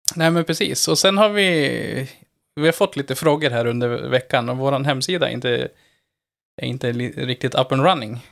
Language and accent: Swedish; Norrland, Sweden; Jag, du hör jag kommer ju, jag kommer ju från Norrland